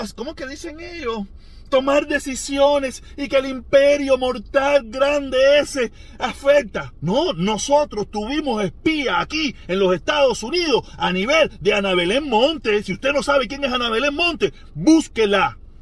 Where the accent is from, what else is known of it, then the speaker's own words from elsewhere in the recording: Cuba; moved away; salimos de Cuba